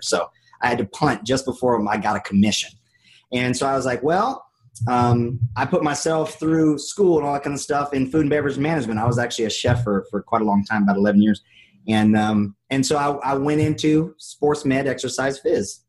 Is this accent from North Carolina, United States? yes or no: yes; North Carolina, United States; I'm from North Carolina